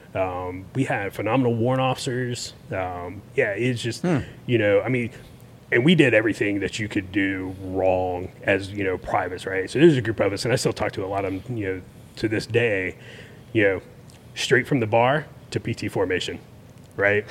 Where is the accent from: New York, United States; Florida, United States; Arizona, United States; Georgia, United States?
Florida, United States; Tallahassee; born and raised in Tallahassee